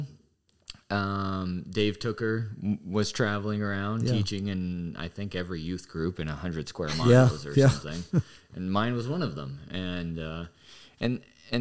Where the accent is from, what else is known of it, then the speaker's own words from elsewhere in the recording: Fredericksburg, United States; I grew up in Fredericksburg